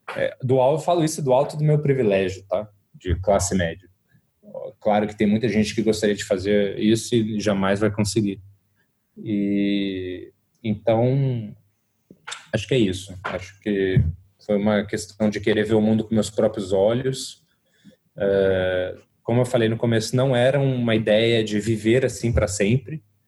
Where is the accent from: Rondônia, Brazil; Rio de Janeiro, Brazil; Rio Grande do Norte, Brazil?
Rio de Janeiro, Brazil; moved away as an adult; also born or lived in São Paulo; eu sou carioca, me mudei para São Paulo com 18 anos de idade